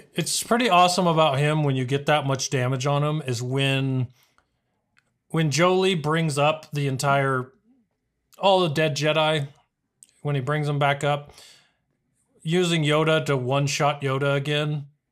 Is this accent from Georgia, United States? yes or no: no; El Paso, Texas, United States; I was born in El Paso